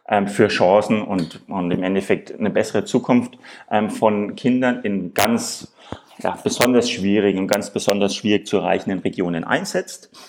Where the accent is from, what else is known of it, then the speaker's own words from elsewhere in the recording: Nuremberg, Bavaria, Germany; Ich komme ursprünglich aus Nürnberg.